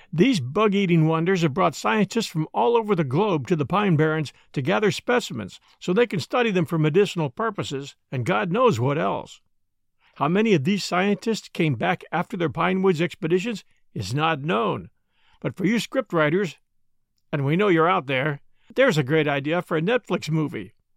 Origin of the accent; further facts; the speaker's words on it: outside of Philadelphia, Pennsylvania, United States; as a boy growing up outside of Philadelphia